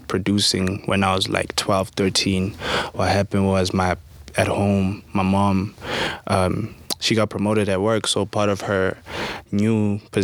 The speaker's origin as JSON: {"language": "English", "town": "Carletonville", "region": "Gauteng", "country": "South Africa", "said": "hailing from Carltonville, the West Rand, a small mining town is west of Joburg."}